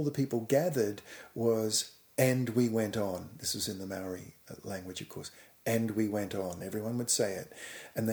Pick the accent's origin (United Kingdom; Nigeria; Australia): Australia; I was living and growing up in Australia